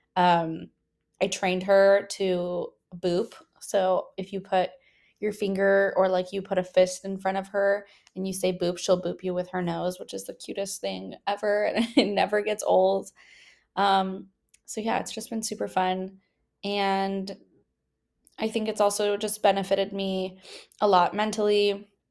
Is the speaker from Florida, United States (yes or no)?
no; the Bay Area, California, United States; now in San Francisco, United States; I am from the Bay